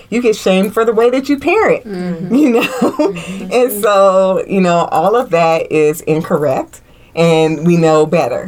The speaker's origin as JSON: {"language": "English", "region": "Indiana", "country": "United States", "tie": "born or raised there", "moved": "yes", "said": "when I was growing up in Indiana, you know, because we were just all very integrated in my hometown"}